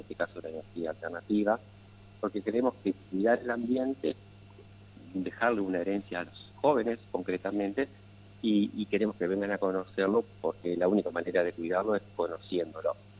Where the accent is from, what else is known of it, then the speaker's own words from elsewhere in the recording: Paraná, Entre Ríos, Argentina; yo nací en Paraná, hice la escuela primaria en Paraná, eh, hice la secundaria, la escuela aquí en Paraná